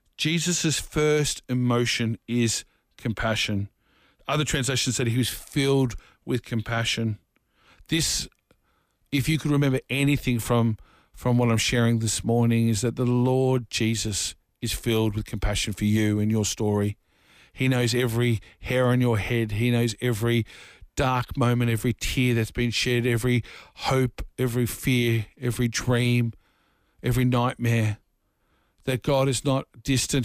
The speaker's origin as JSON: {"language": "English", "town": "Dandenong", "region": "Victoria", "country": "Australia", "tie": "born or raised there", "said": "I grew up in a very rough part of Dufton and Dandenong"}